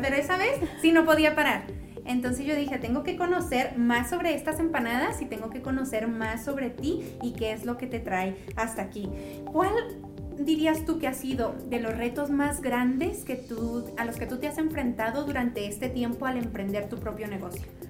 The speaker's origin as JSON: {"language": "Spanish", "country": "Mexico", "said": "nosotros no somos colombianos, somos mexicanos."}